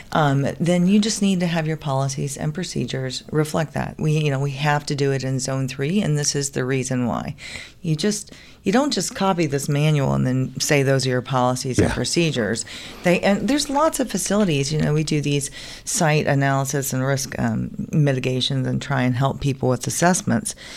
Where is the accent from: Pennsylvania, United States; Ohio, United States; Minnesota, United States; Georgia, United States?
Georgia, United States; Atlanta; I am from Atlanta, Georgia. Pretty much a native of Atlanta, Georgia